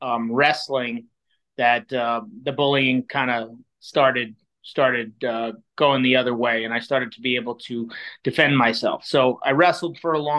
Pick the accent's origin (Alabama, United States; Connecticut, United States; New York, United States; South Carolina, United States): New York, United States; New York City; moved away as an adult; now in Chicago, United States; I grew up in Queens, New York, which is one of the five boroughs. And I was I lived there until I was 27 years old.